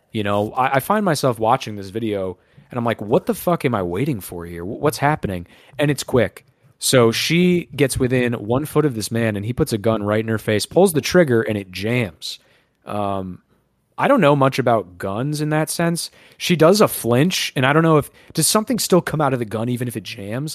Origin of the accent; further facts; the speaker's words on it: United States; as an American